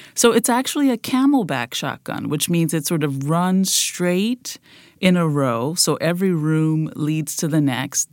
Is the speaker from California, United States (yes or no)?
no; New Orleans, Louisiana, United States; Growing up in the Yellow House